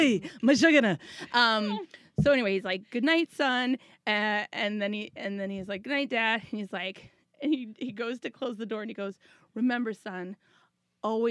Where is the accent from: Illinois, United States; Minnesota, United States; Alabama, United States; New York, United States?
Minnesota, United States; I grew up in Minnesota, which is super Lutheran